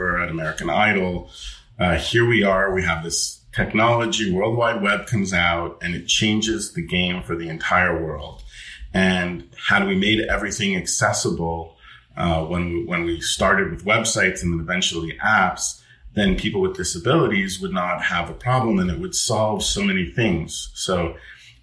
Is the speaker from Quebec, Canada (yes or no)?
yes; Montreal, Quebec, Canada; So I'm Canadian. I was born in Montreal